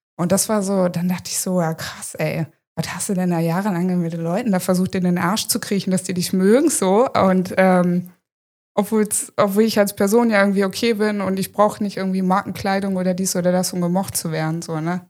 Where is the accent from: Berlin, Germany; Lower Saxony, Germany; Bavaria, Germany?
Lower Saxony, Germany; Hanover; moved away as an adult; now in Friesland, Germany; ich komme ja wie gesagt aus Hannover ursprünglich und habe da auch immer gelebt